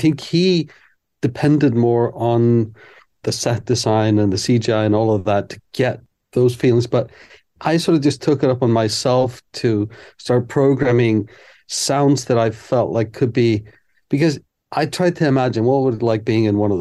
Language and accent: English; Iceland; I'm from Iceland